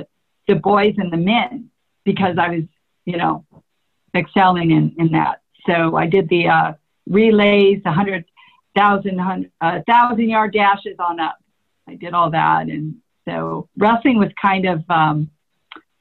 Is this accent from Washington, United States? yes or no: no; California, United States; I'm from California